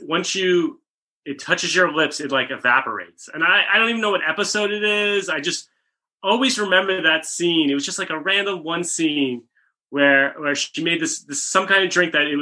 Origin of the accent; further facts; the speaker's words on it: Rockland County, New York, United States; now in Los Angeles, United States; I'm from Rockland County, New York, suburbs of the city